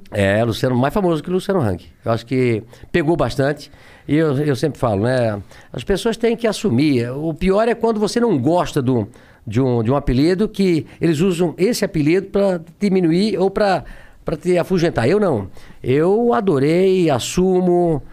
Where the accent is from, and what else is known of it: Brusque, Santa Catarina, Brazil; born or raised there